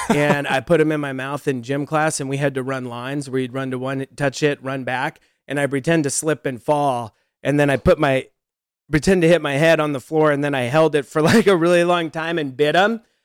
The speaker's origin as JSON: {"language": "English", "region": "Nebraska", "country": "United States", "also_born_or_lived": "Los Angeles, United States", "moved": "as an adult", "said": "we're from Nebraska"}